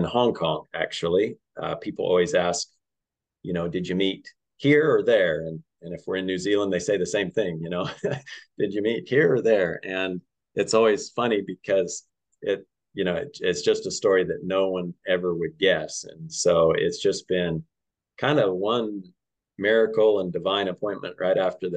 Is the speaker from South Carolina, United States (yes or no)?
no; Colorado, United States; I grew up in Colorado and grew up working with cattle and horses